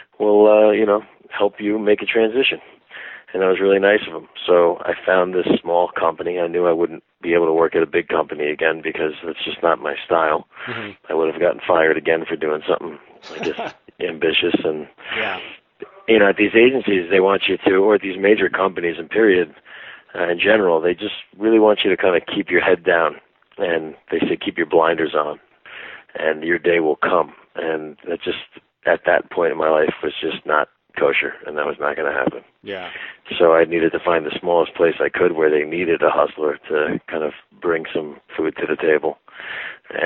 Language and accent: English; Great Neck, New York, United States; moved away; I grew up in Long Island in Great Neck